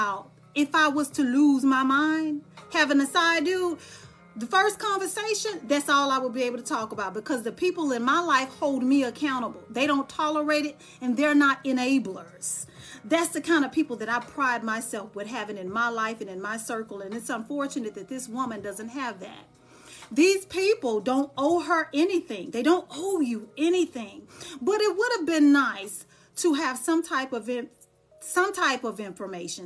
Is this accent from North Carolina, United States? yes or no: no; Dallas, Texas, United States; moved away; when I'm in Dallas, because I'm from Dallas, Texas